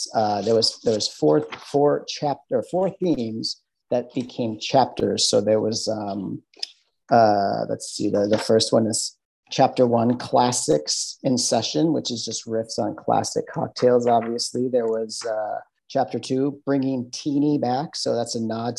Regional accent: Midwest, United States; accent: Midwestern; my Midwestern accent

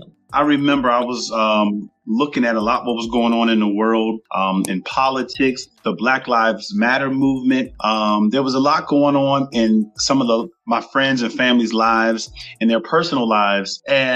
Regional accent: Maryland, United States; also born or lived in Canton, Ohio; I am originally from Canton, Ohio, but I was raised in Maryland.

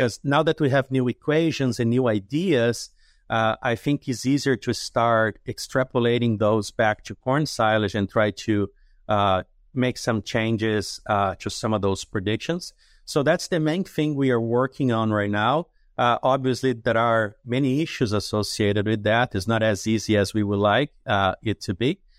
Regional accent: Jundiaí, São Paulo, Brazil; moved away; my hometown in Jundiaí is about forty or fifty miles from São Paulo City

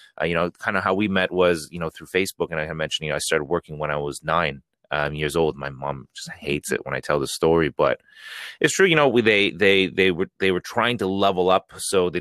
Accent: Toronto, Ontario, Canada; I'm from Toronto, Canada

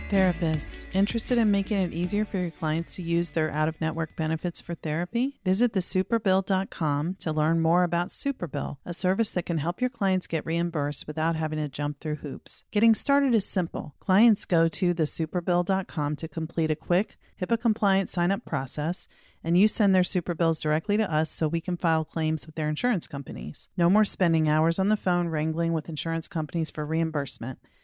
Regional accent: Norfolk, Virginia, United States; Virginia Beach, Virginia, my hometown. Actually, I'm from Norfolk, but they're right next to each other

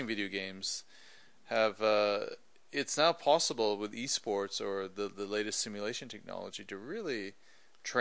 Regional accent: Vancouver, British Columbia, Canada; moved away; I grew up in Vancouver, Canada

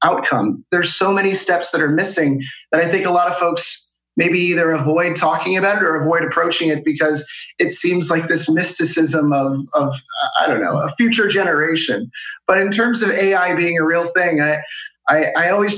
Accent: Washington, D.C., District of Columbia, United States; moved away as an adult; now in Denmark; I'm originally from the Washington, D.C. metropolitan area, but I found myself in Denmark about 3 years ago

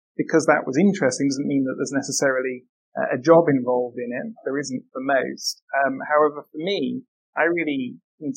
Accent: United Kingdom; moved away as an adult; also born or lived in Newcastle; now in Vienna, Austria; I'm a Brit abroad

